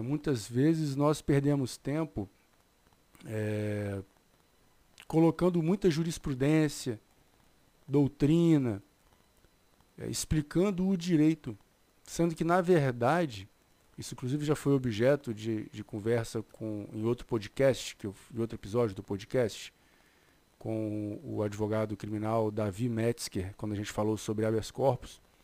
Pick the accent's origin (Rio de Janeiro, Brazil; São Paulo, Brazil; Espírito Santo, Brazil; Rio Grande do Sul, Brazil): Espírito Santo, Brazil; eu sou do Espírito Santo